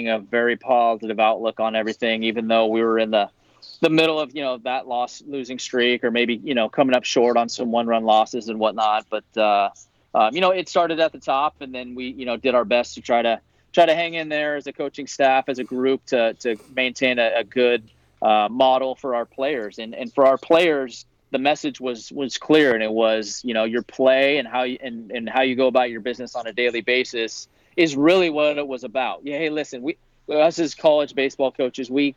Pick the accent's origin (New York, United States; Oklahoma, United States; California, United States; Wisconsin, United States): California, United States; Bay Area; I grew up in the Bay Area.